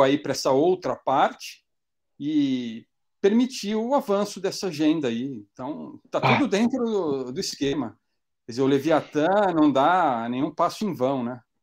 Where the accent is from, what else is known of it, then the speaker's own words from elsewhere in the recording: Brazil; moved away as an adult; now in North Macedonia; eu sou brasileiro